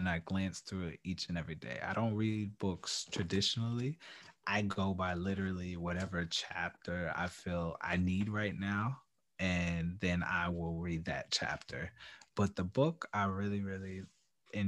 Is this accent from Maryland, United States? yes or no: no; New York, United States; I'm a New Yorker